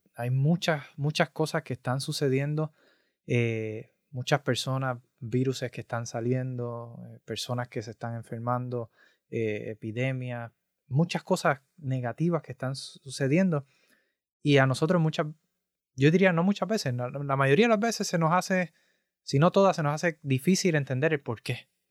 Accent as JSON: {"language": "Spanish", "country": "Puerto Rico", "said": "yo soy de Puerto Rico"}